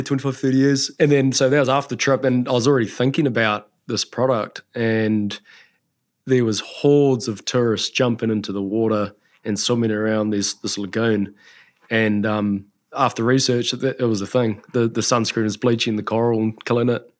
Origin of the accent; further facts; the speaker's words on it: Taranaki, New Zealand; also born or lived in the islands / Auckland; I was born in Taranaki and then we spent some time over in the islands for a few years, came back to Auckland and then back home